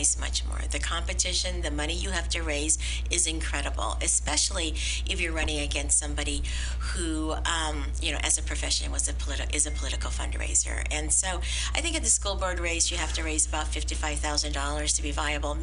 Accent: San Francisco, California, United States; I am a fourth generation Chinese American San Franciscan

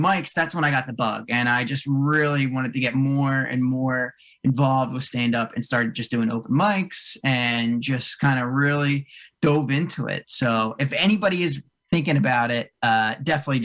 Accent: Cherry Hill, New Jersey, United States; now in North Jersey, United States; I grew up in South Jersey. I grew up right outside of like Cherry Hill, way down south

